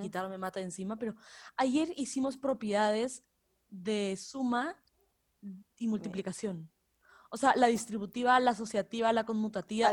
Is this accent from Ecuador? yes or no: yes; Ecuador; soy de Ecuador